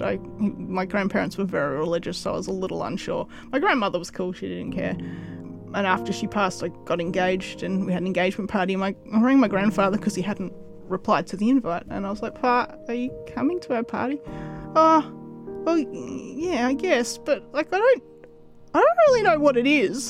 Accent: Woodend, Victoria, Australia; now in Kyneton, Australia; I grew up in Woodend, so yeah, just down the road.

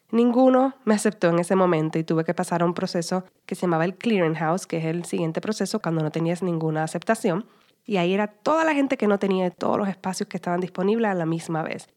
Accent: Puerto Rico; first language Spanish; now in Los Angeles, United States; Nací y me crié en la isla de Puerto Rico y actualmente vivo y trabajo en Los Ángeles.

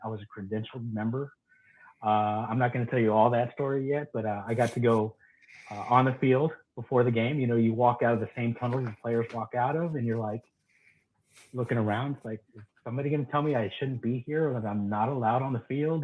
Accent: Texas, United States; I'm from Texas

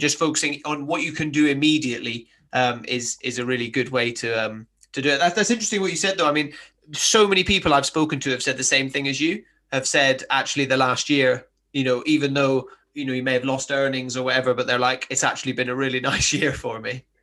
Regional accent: Highlands of Scotland, United Kingdom; moved away; I grew up in the Highlands of Scotland

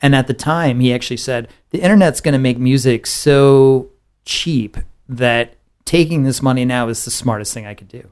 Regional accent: San Antonio, Texas, United States; I grew up in San Antonio

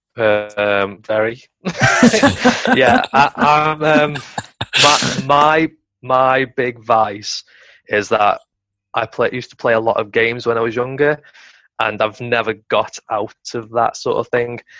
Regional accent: Stoke-on-Trent, West Midlands, United Kingdom; I'm originally from Stoke on Trent

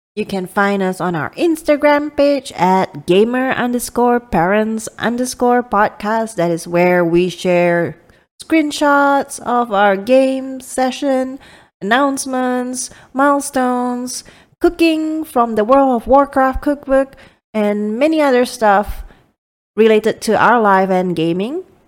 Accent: Miri, Sarawak, Malaysia; moved away as an adult; my hometown is, um, in Miri, which is a city in Malaysia.

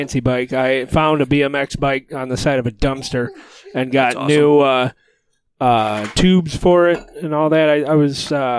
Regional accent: Michigan, United States; We're from Michigan.

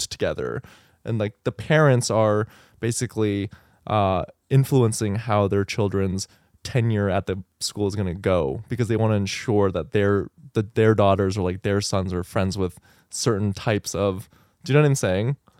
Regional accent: El Paso, Texas, United States; moved away; I grew up in El Paso

